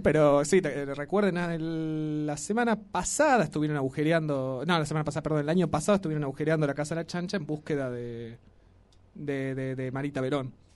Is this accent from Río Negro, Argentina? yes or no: yes; Río Negro, Argentina; now in Tucumán, Argentina; yo vengo de una provincia donde no hay tradiciones, vio ustedes yo soy de Río Negro